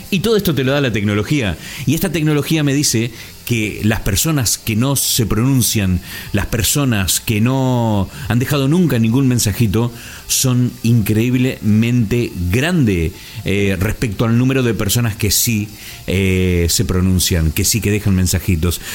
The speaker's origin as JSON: {"language": "Spanish", "town": "Concordia", "region": "Entre Ríos", "country": "Argentina", "said": "Yo provengo del interior de la Argentina, de una provincia fantástica como es Entre Ríos"}